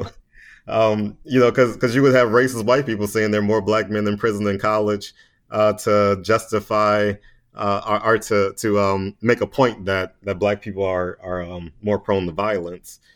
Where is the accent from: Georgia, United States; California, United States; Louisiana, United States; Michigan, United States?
Louisiana, United States; Baton Rouge; moved away as an adult; now in Washington, D.C., United States; I'm just a little country boy from Baton Rouge, Louisiana. so uh, I grew up there